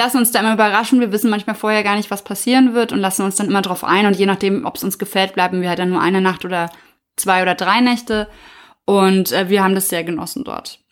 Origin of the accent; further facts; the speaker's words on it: Germany; wir als Deutsche